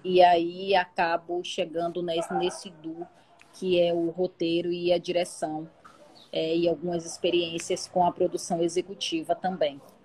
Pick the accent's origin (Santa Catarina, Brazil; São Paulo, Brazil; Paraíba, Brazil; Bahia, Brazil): Bahia, Brazil; Salvador; eu sou de Salvador, nascida no Coqueiro Grande, que é o paraíso na Terra